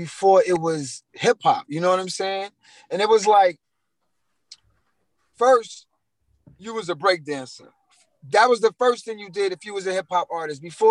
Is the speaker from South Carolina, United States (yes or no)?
no; New York City, New York, United States; also born or lived in Queens; I'm from Brooklyn, too